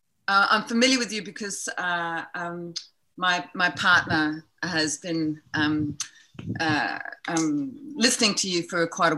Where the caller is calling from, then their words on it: Brisbane, Queensland, Australia; I'm just outside of Brisbane in Australia.